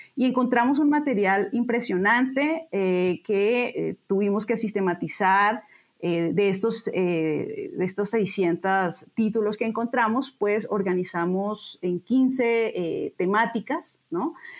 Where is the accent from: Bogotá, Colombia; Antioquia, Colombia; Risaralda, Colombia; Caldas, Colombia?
Bogotá, Colombia; moved away as an adult; now in Mexico City, Mexico; yo nací en Bogotá eh, y estudié historia en la Universidad Nacional de Colombia. Eh, después vine a México